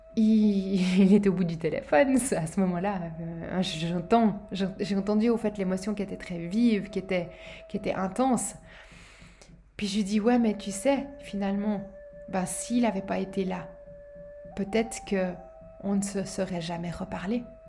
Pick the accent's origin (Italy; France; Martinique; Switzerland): Switzerland; Chez nous en Suisse